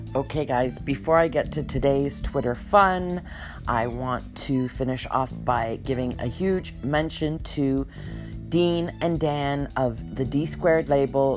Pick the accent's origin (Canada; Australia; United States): Canada; As a Canadian